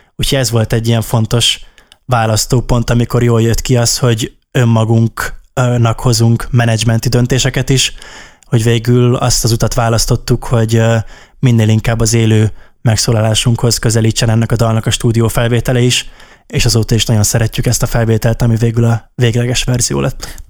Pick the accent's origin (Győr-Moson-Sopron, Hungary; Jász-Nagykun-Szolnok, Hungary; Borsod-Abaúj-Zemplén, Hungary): Jász-Nagykun-Szolnok, Hungary; Szolnok; mi az ideával is szolnokiak vagyunk, és ő is, a Janka is uh, szolnoki, és általános iskoláskorunk óta ismerjük egymást